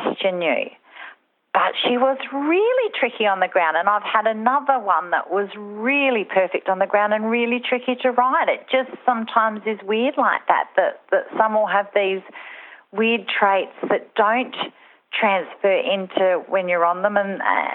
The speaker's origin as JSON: {"language": "English", "town": "Mount Gambier", "region": "South Australia", "country": "Australia", "tie": "born or raised there", "also_born_or_lived": "Adelaide", "said": "we moved from Adelaide to Mount Gambier, Narra Court, which is only an hour away"}